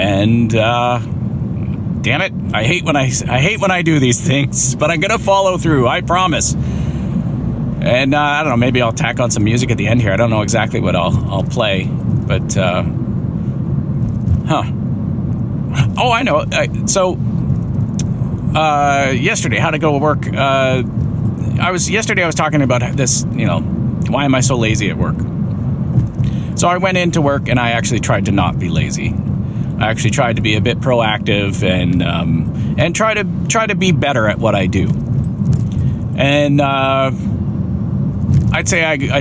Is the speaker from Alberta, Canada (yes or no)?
no; Windsor, Ontario, Canada; Where I grew up in Windsor, we had a waterfront